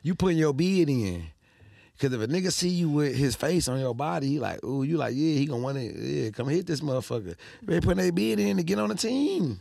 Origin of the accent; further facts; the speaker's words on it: Detroit, Michigan, United States; we from Detroit